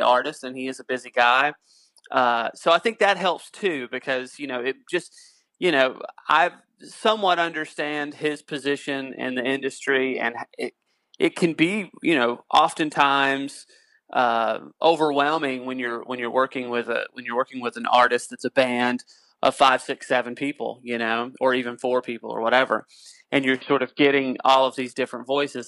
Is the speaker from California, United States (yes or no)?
no; North Carolina, United States; moved away; I'm originally from North Carolina